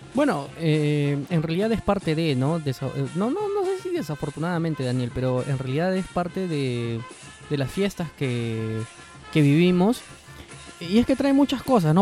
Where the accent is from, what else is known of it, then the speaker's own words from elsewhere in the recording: Lima, Peru; nosotros pues somos limeños mazamorreros